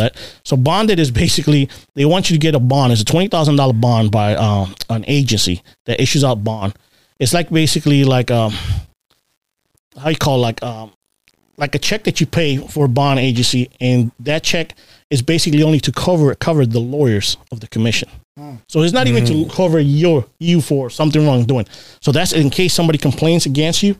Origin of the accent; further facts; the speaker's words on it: Boston, Massachusetts, United States; also born or lived in Puerto Rico / Baltimore, Maryland; now in Maryland, United States; Growing up in Boston